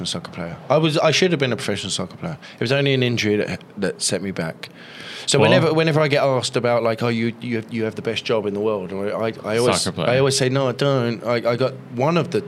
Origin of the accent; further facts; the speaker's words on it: London, United Kingdom; now in Los Angeles, United States; I'm from London